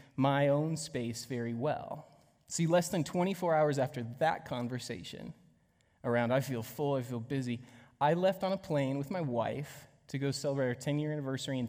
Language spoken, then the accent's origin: English; United States; how I was raised here in the States